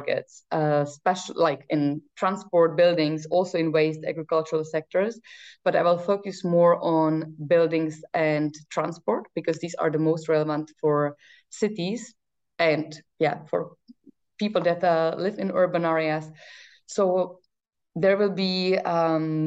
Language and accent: English; Czechia; now in Brussels, Belgium; I come from Czech Republic